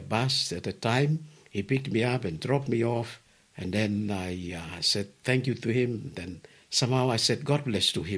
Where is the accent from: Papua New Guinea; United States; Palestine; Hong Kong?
Papua New Guinea; Lumi, Sandaun; also born or lived in Port Moresby, Papua New Guinea / Melbourne, Australia; I am from Karai, the village, Lumi. That's between near the border, between Indonesia's province of West Papua and Papua New Guinea